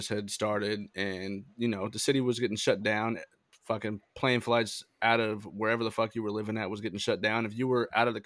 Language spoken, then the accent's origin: English; Sacramento, California, United States; I am from Sacramento, California, currently still living in California in an undisclosed location